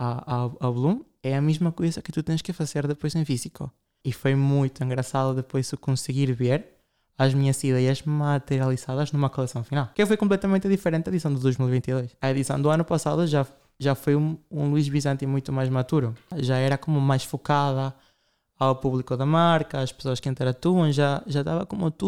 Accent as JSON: {"language": "Portuguese", "country": "Ukraine", "said": "Nós comemos comida, nem sei dizer, sou da Ucrânia, sim, nós celebramos a Páscoa ortodoxa, são pratos russos."}